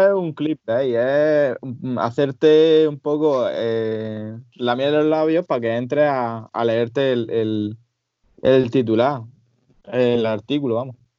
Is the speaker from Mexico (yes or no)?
no; Almería, Andalusia, Spain; el Almería es, el equipo de mi ciudad